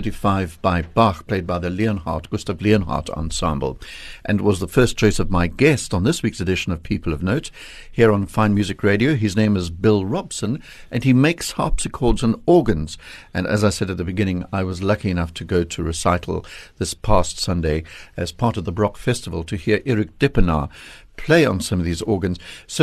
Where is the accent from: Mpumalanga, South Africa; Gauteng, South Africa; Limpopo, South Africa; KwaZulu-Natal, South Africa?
KwaZulu-Natal, South Africa; I come from Natal